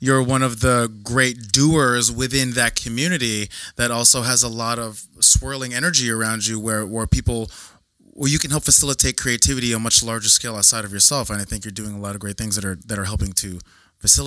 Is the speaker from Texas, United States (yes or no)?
no; New Jersey, United States; I grew up in New Jersey